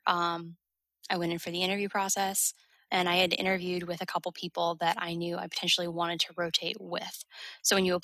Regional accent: New England, United States; moved away; I'm from New England, so I wanted to be a quick plane ride from home

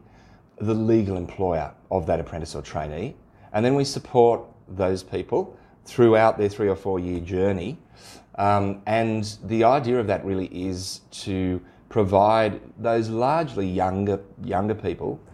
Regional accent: Sydney, New South Wales, Australia; moved away as an adult; now in Central West, Australia; I grew up in Sydney

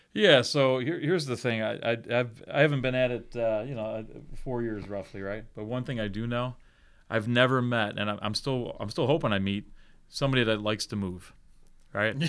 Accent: Buffalo, New York, United States; moved away as an adult; now in South Bend, United States; I'm originally from Buffalo, New York

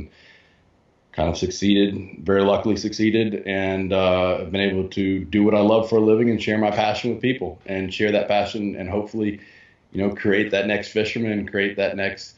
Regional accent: Greenville, South Carolina, United States; I grew up in Greenville, South Carolina

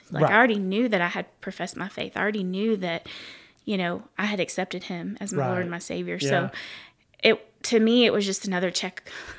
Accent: Lake Jackson, Texas, United States; also born or lived in Athens, Texas; And growing up, we moved from Athens, Texas to Lake Jackson, and I got into a softball group of friends

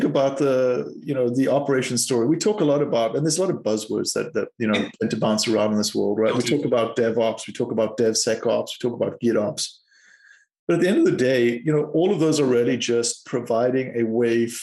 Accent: South Africa; moved away as an adult; also born or lived in Cape Town; I'm from South Africa

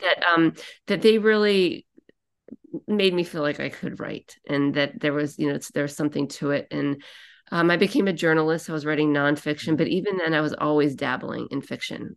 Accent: Annapolis, Maryland, United States; also born or lived in New Hampshire; now in Boston, United States; I live part-time in Boston and part-time in New Hampshire, but I'm actually from Annapolis, Maryland.

